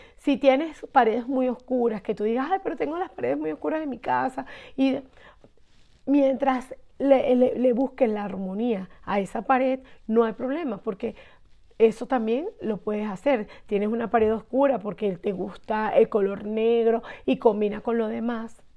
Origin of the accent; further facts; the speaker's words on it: Barquisimeto, Lara, Venezuela; soy de Venezuela, de Barquisimeto